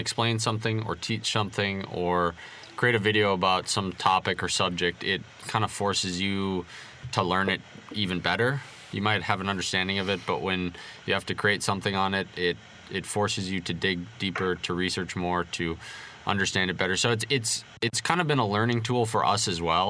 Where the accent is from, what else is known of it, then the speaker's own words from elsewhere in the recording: Bismarck, North Dakota, United States; we're both born and raised in Bismarck, North Dakota